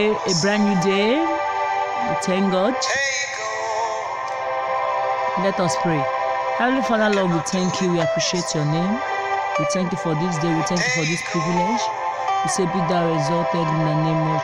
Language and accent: English; Imo, Nigeria; I am from Imo State in Nigeria. I speak Igbo